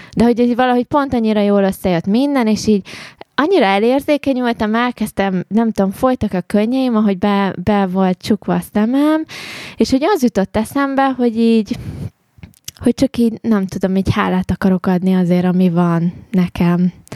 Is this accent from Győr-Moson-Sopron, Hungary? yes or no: no; Mezőkövesd, Borsod-Abaúj-Zemplén, Hungary; én arról a környékről származom egyébként, ugye oh. mezőkövesd ott